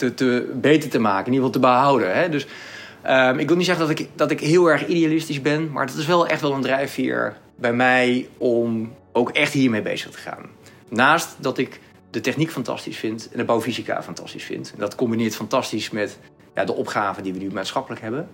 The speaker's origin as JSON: {"language": "Dutch", "country": "Netherlands", "said": "als Nederlanders"}